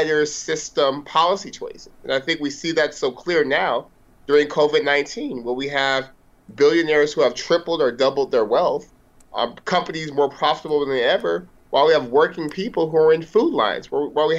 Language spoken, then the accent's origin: English; Stockton, California, United States; growing up in Stockton